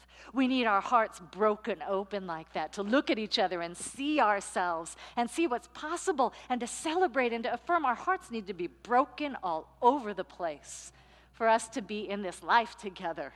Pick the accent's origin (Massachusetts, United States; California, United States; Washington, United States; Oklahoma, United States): California, United States; San Francisco; moved away; also born or lived in New York; I'm from San Francisco. I lived 10 years in New York.